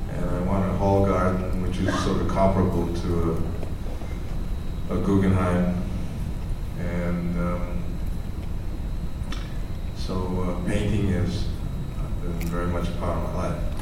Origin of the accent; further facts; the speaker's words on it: New York City, New York, United States; I grew up in New York City, and uh, I went to a school called Music and Art High School.